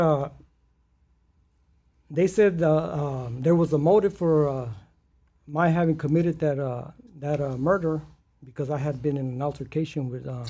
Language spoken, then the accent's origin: English; Los Angeles, California, United States; I grew up in South Central LA, right there, by the LA Coliseum, USC, in that specific area